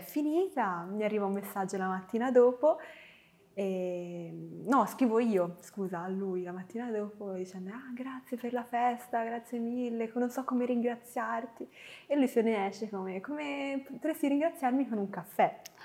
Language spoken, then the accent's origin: Italian; Florence, Tuscany, Italy; Io sono nata a Firenze eh, il 10 marzo e sono cresciuta in una bellissima famiglia